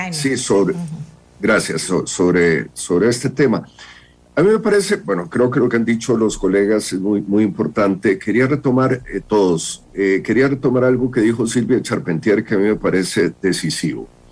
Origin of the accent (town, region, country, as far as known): Costa Rica